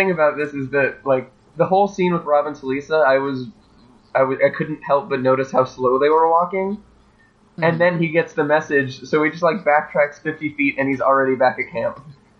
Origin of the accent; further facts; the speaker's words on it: Ocala, Florida, United States; my hometown is the horse capital of the world, Ocala, Florida.